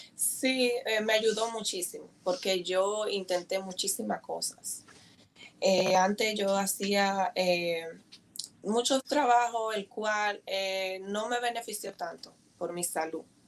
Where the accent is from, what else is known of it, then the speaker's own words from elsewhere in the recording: Dominican Republic; moved away as an adult; also born or lived in Bronx, New York; now in New Jersey, United States; soy dominicana, eh, con mucho orgullo